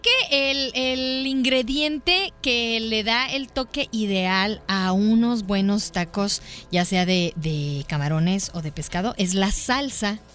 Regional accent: Mexico

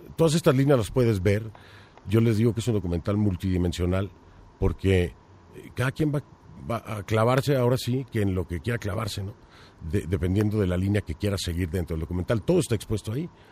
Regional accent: Mexico; moved away; yo como periodista mexicano en el extranjero

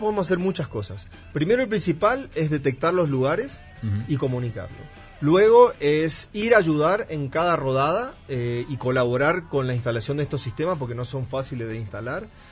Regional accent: northern Argentina, Argentina; moved away as an adult; now in Mexico; yo soy, bueno, argentino, soy del norte de Argentina, pero ya llevo eh, casi ocho años en México

